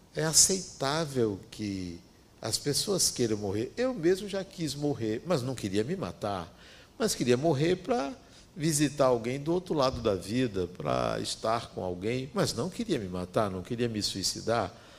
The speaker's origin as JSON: {"language": "Portuguese", "region": "interior of Bahia", "country": "Brazil", "tie": "born or raised there", "said": "Vinha do interior da Bahia"}